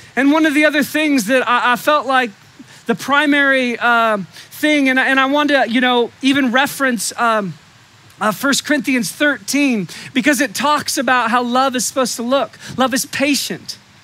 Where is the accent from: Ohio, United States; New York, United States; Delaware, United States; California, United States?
California, United States; Humboldt County; I was raised in Humboldt County